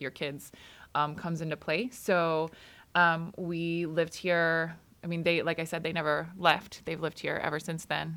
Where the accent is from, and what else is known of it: Grants Pass, Oregon, United States; born or raised there; also born or lived in Oxnard, California / Port Hueneme, California